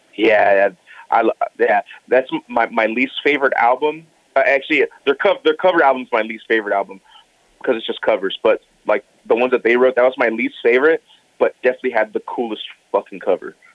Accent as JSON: {"language": "English", "town": "Pomona", "region": "California", "country": "United States", "tie": "born or raised there", "also_born_or_lived": "Los Angeles, United States", "said": "I grew up in Pomona."}